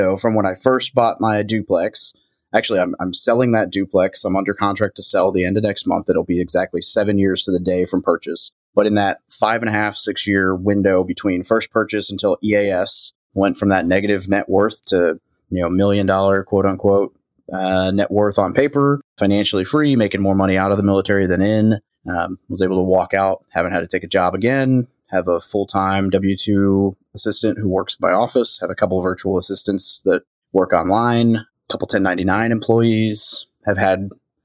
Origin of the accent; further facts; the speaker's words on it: Arkansas, United States; moved away as an adult; I grew up in Arkansas